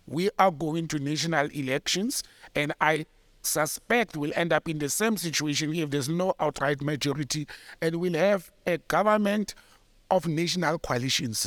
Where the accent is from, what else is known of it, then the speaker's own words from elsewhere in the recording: West Rand, Gauteng, South Africa; that's my hometown, you know, and, uh, Randfontein and Krugersdorp and all that, they fall under, Mogale City